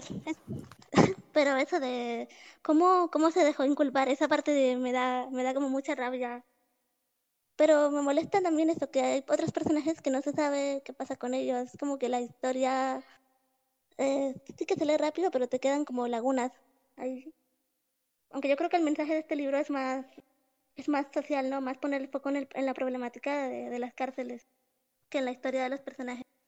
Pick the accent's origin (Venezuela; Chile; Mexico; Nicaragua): Nicaragua; soy de Nicaragua